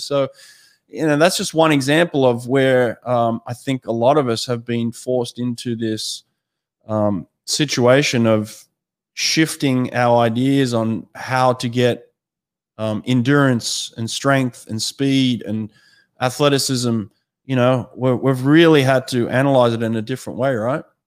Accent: Sydney, New South Wales, Australia; moved away; also born or lived in United States; I grew up in Maroubra

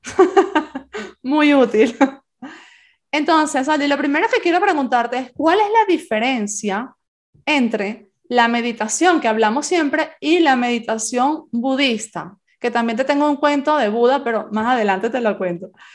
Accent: Venezuela; also born or lived in Spain; now in Santiago de Compostela, Spain; como yo nací en España, pero me crié en Venezuela, Venezuela es mi, mi país de adopción

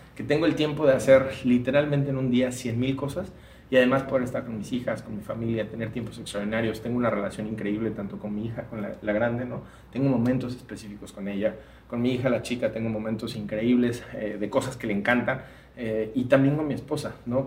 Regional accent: Mexico

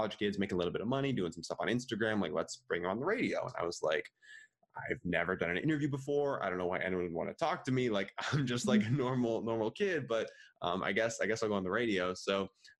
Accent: Minneapolis, Minnesota, United States; also born or lived in Madison, Wisconsin; born and raised in the Midwest. I've grown up in Minneapolis, Minnesota my whole life

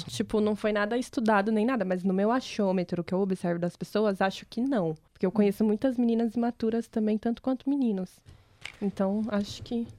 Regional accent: Brazil; eu sou brasileira

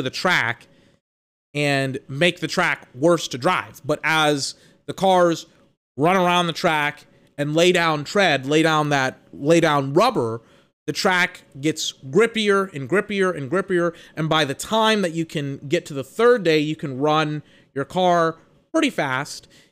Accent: United States; I'm American

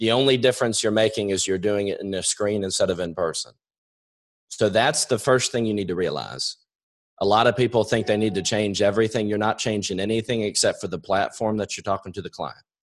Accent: New York, United States; I'm a quick talker. I swear I'm from New York.

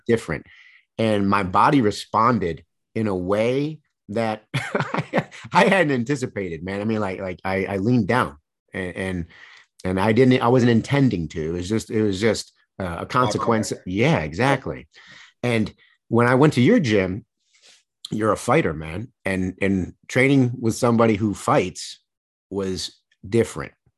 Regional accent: Michigan, United States; I grew up in Michigan

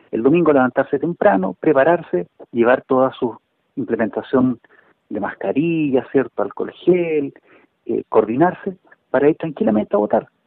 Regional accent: Chile; todos somos chilenos, todos vivimos acá.

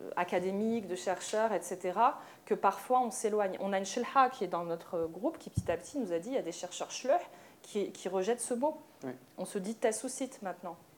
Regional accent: France; je suis née en France

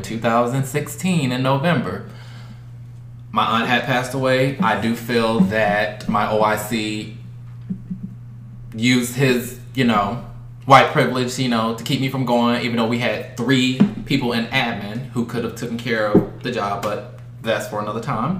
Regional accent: Georgia, United States; I grew up in Georgia, part of the Bible Belt

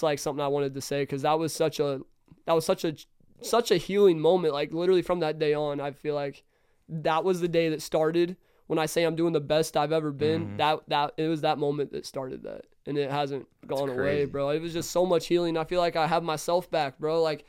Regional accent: Kansas City, United States; I'm from Kansas City.

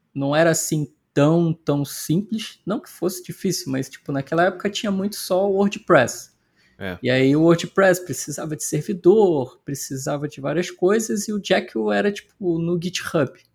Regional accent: Petrópolis, Rio de Janeiro, Brazil; moved away as an adult; also born or lived in Ireland; eu sou de Petrópolis, que é na Serra do Rio, né? Da e a, hoje eu voltei para Petrópolis.

